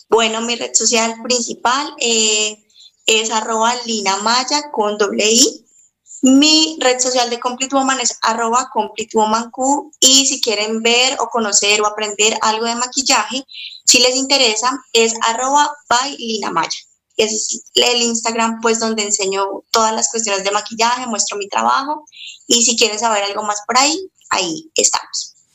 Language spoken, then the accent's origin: Spanish; Cali, Valle del Cauca, Colombia; soy de, de Colombia, de la ciudad de Cali.